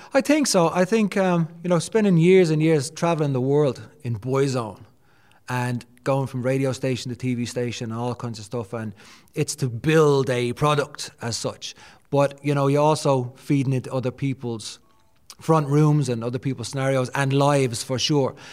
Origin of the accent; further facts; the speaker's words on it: Dublin, Leinster, Ireland; Born and raised in Dublin.